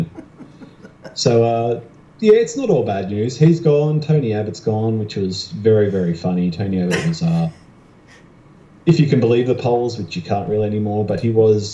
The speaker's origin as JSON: {"language": "English", "region": "New South Wales", "country": "Australia", "tie": "born or raised there", "said": "my home state, actually"}